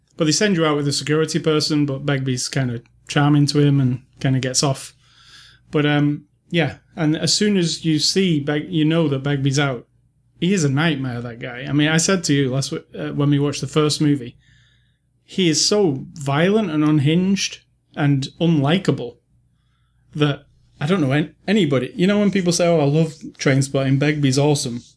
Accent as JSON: {"language": "English", "country": "United Kingdom", "said": "As a British person who, I have never really had a Scottish friend or lived in Scotland"}